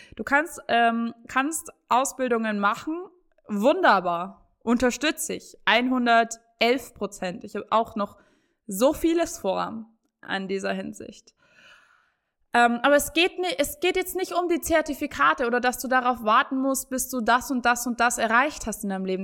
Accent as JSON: {"language": "German", "region": "Bavaria", "country": "Germany", "said": "ich komme aus Bayern"}